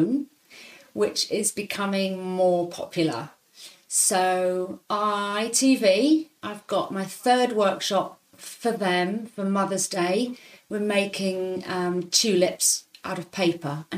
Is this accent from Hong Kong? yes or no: yes; Hong Kong; moved away; also born or lived in Leicester, United Kingdom / London, United Kingdom; I grew up in Hong Kong